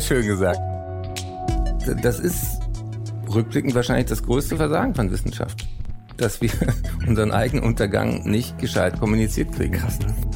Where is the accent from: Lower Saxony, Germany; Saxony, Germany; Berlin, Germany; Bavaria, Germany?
Berlin, Germany; also born or lived in Frankfurt / London; ich bin in Frankfurt nur geboren. Ich bin da rechtzeitig vor dem Spracherwerb weg, sage ich immer gerne. ich ähm, dann in Berlin auch aufgewachsen bin und bis heute lebe.